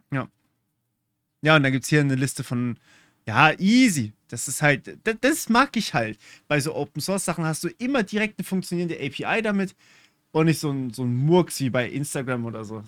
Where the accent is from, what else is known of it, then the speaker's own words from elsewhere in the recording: Germany; accent: German; Ich habe einen deutschen Akzent